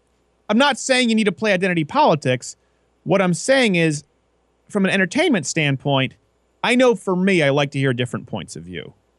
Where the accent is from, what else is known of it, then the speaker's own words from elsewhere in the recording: Michigan, United States; since I'm from Michigan, it would make sense to have a guy doing a Michigan show on Detroit